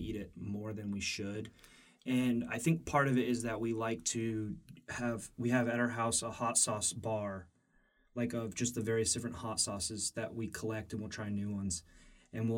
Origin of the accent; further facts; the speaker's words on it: Space Coast, Florida, United States; now in Greenville, United States; I'm a Florida boy. I grew up in Florida on the East Coast, Space Coast